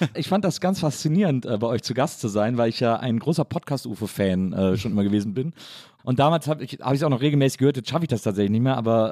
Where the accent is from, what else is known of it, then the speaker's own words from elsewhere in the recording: Wesseling, North Rhine-Westphalia, Germany; Also ich komme ja aus Wesselingen